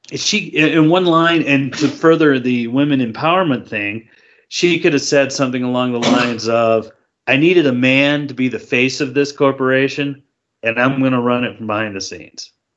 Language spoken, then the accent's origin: English; United States; I'm an American